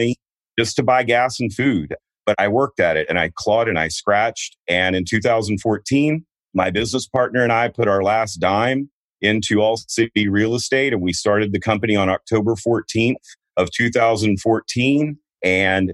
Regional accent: Houston, Texas, United States; moved away as an adult; also born or lived in Denver, Colorado; I grew up a Texas boy, except for those first 2 days. I grew up in Houston

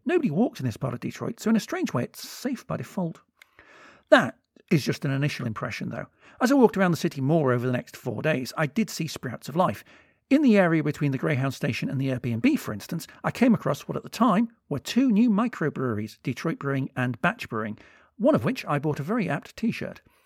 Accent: United Kingdom; also born or lived in Liverpool; I'm British

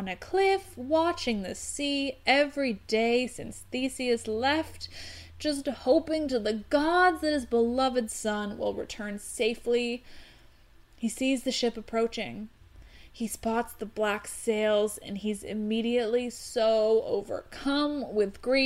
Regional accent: Canada; I'm Canadian.

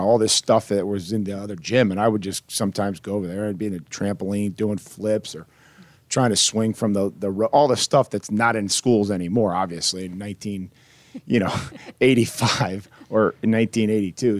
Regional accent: Midwest, United States; also born or lived in Houston / Boston; now in Nashville, United States; growing up in the Midwest and spending some time in Houston and Boston and all these different places

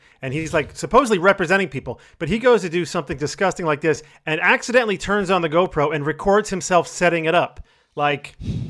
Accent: New York, United States; I'm from New York as well

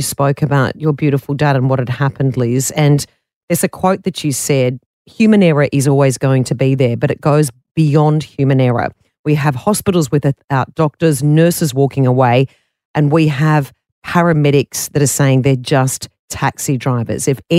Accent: Mudgee, New South Wales, Australia; I've lived in regional Australia. I was born and raised in Mudgee in the Central West.

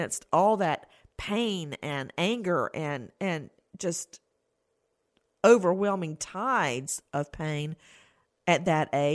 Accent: the South, United States; growing up in the South

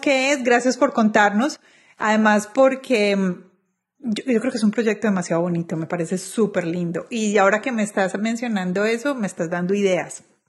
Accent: Colombia; moved away as an adult; now in United States; como colombianos

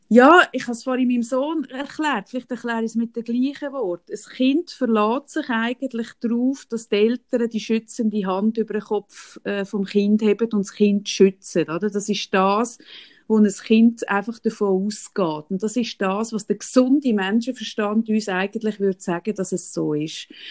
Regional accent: Switzerland; bei uns in der Schweiz

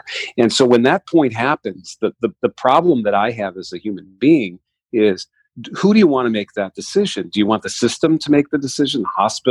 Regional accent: New York, United States; moved away as an adult; also born or lived in Howard County, Maryland; now in Maryland, United States; I'm from New York originally, moved down to Maryland to work on the Affordable Care Act

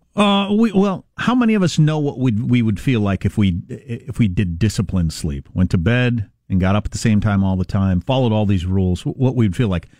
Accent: Kansas, United States; That's my home state.

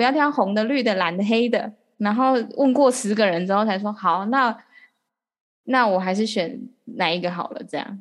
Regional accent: Taiwan; 我们台湾人

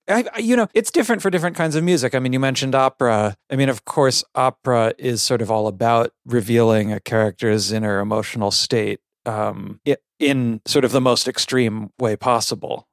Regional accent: Connecticut, United States; also born or lived in Palo Alto, California; I did grow up, um, yeah, mos-, mostly in the, in Connecticut, in the country.

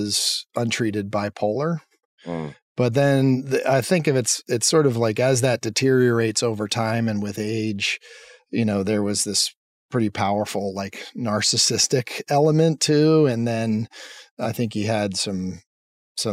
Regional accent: Lancaster, Pennsylvania, United States; I grew up in Pennsylvania in a town called Lancaster.

